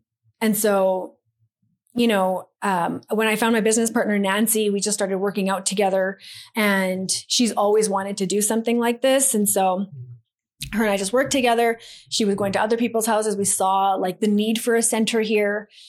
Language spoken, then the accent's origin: English; India; A lot of the stuff we did for free because I'm Indian and we don't pay for shit.